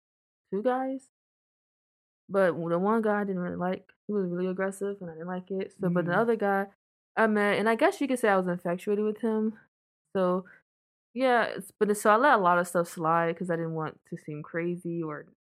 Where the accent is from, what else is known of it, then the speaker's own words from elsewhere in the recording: Virginia, United States; I'm from Virginia.